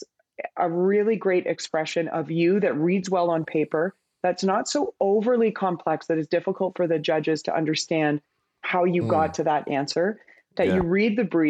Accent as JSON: {"language": "English", "town": "Vancouver", "region": "British Columbia", "country": "Canada", "said": "I'm from Vancouver, and so that's like little Australia."}